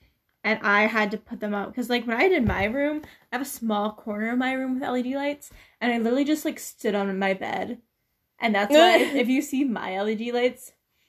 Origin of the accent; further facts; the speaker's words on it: Michigan, United States; accent: Michigan; I know that I speak poor English. People are like, you have a Michigan accent.